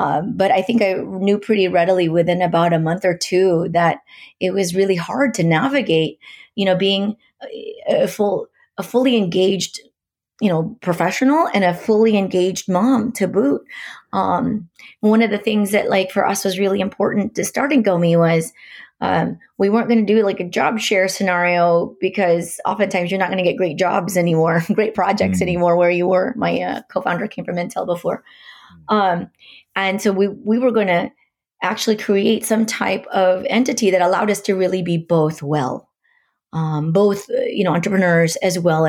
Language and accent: English; Portland, Oregon, United States; because I'm from Portland, I cut my teeth at Nike back in the day